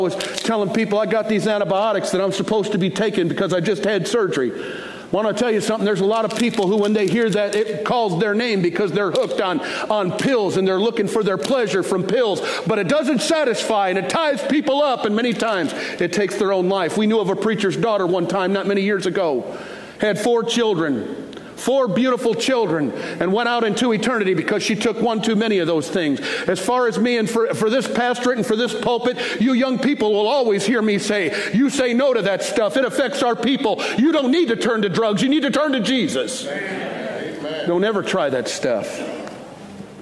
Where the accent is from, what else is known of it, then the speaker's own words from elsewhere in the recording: Detroit, Michigan, United States; now in Fort Worth, United States; I grew up in Detroit